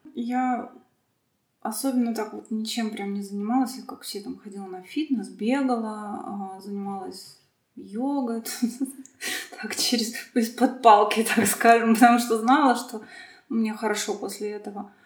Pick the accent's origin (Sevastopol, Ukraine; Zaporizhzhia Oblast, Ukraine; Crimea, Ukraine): Crimea, Ukraine; Sevastopol; я родом из Крыма, потому что Крым большую роль играет вообще в моей жизни сейчас, и что-то там такое есть. Я вот из Севастополя